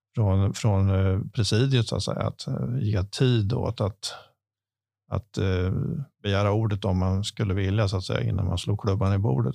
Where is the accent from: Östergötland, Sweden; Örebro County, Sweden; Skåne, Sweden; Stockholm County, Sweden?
Örebro County, Sweden; Askersund; jag är lantbruksföretagare från Askersund. Eh, där jag driver sedan 30, drygt 30 år tillbaka min min, min föräldragård